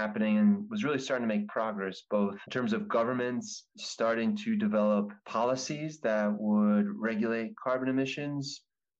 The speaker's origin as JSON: {"language": "English", "area": "New Jersey, Pennsylvania", "region": "New York tri-state area", "country": "United States", "said": "I am originally from the New Jersey, Pennsylvania, New York, tri-state area"}